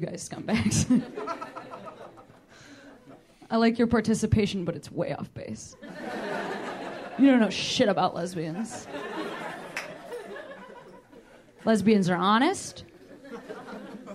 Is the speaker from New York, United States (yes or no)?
no; Chicago, Illinois, United States; moved away; Chicago's my hometown